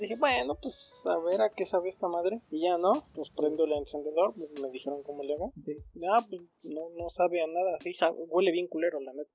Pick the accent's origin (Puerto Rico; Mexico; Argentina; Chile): Mexico; como mexicanos